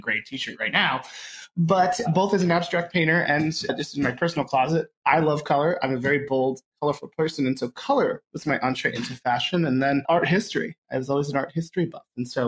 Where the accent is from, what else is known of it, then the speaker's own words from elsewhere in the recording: Connecticut, United States; I grew up in Connecticut.